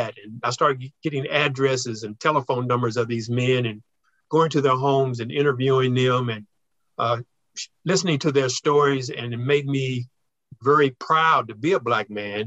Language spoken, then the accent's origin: English; Kansas City, Missouri, United States; I grew up on 27th in Brooklyn, about 5 blocks from Municipal Stadium, the home of the Kansas City Athletics